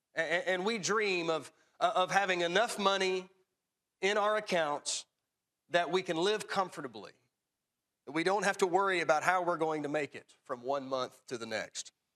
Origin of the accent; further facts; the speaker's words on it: Tullahoma, Tennessee, United States; growing up in Tullahoma